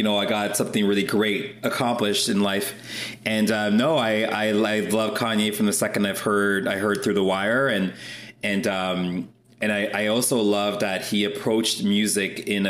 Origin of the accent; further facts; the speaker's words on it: Toronto, Ontario, Canada; now in Ottawa, Canada; growing up in Toronto